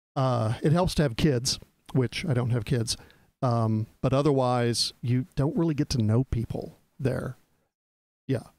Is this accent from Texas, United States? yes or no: yes; Texas, United States; moved away; growing up in Texas